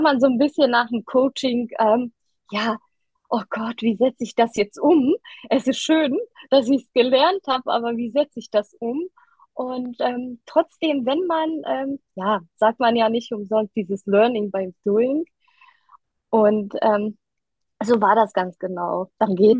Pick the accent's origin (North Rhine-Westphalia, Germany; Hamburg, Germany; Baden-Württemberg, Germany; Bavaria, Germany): North Rhine-Westphalia, Germany; Düsseldorf; ich komme aus Düsseldorf und äh, bin 33 Jahre alt